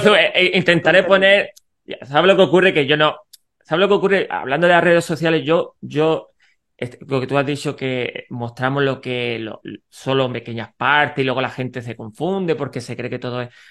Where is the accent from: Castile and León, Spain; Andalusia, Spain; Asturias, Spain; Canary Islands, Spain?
Andalusia, Spain; Granada; soy de Granada